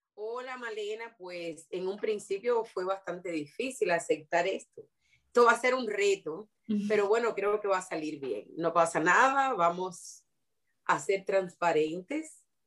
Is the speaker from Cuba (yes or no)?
yes; Cuba; moved away as an adult; also born or lived in Mozambique; me siento orgullosa de haber sido educada en Cuba